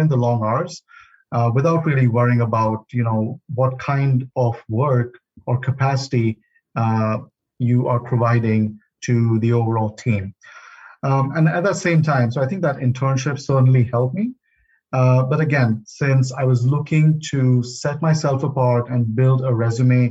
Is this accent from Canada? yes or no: no; India; moved away as an adult; also born or lived in Tallahassee, Florida, United States; now in United States; Growing up in India, I played cricket, soccer, and ping pong at the school and college level.